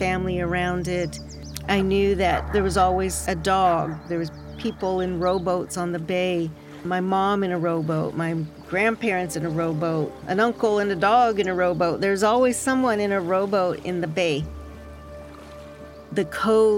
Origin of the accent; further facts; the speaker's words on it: Napa, California, United States; also born or lived in San Francisco / Berkeley; I grew up in Napa